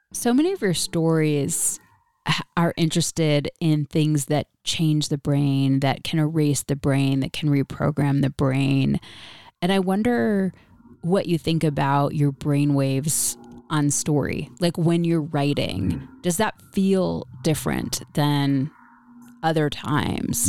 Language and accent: English; Rochester, New York, United States; my hometown of Rochester, New York